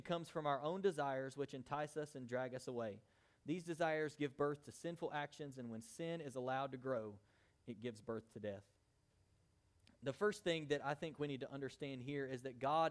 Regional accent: United States; we're American Christians

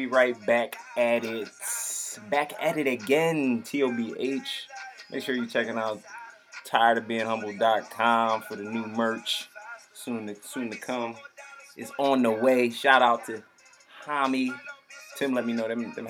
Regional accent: New Jersey, United States; I am not from Philadelphia. I'm from Jersey.

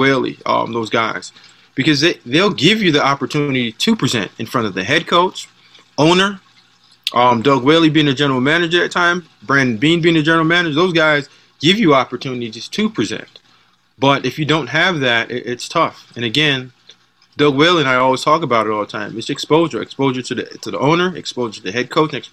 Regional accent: Jamaica; moved away; the way that my dad raised me, I'm Jamaican

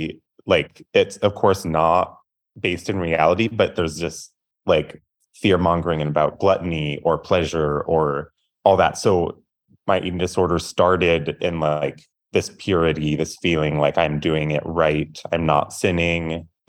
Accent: Tacoma, Washington, United States; So I live in Tacoma, Washington. I grew up in Tacoma, left for school for a few years, then came back.

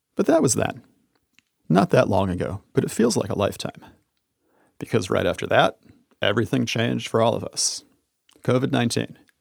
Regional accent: United States; I traveled all around the United States, my home country

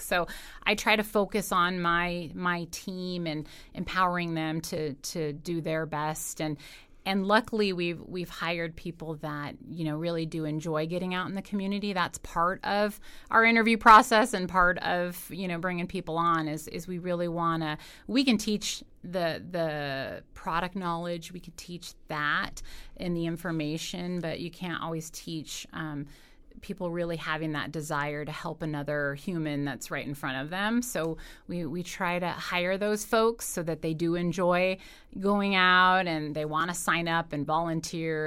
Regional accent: Carson City, Nevada, United States; I grew up in Carson City, so, uh, know a lot of folks around town

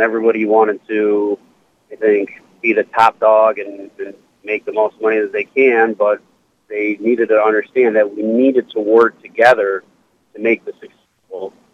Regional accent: Cleveland, Ohio, United States; I'm from Cleveland. We're based out of Cleveland, Ohio, and born and raised.

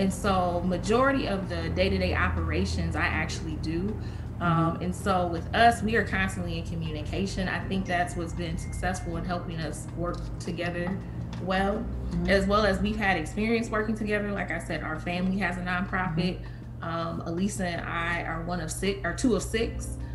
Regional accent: Kalamazoo, Michigan, United States; my hometown in Kalamazoo, Michigan

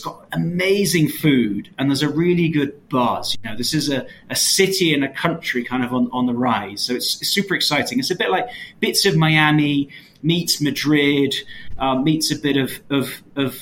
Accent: Kent, South East England, United Kingdom; moved away as an adult; also born or lived in Japan / London / China / India; now in Mexico; I'm originally from Kent, as you might be able to tell from the accent

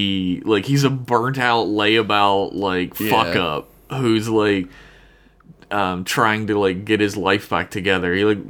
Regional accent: Queens, New York, United States; If he steps foot in Queens, Hell's Kitchen or the Bronx? I'm from Queens.

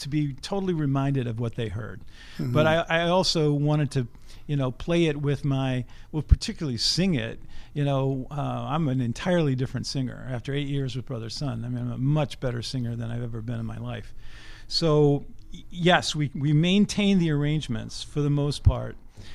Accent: Richmond, Virginia, United States; moved away as an adult; also born or lived in Boston, Massachusetts; I grew up in Richmond, Virginia

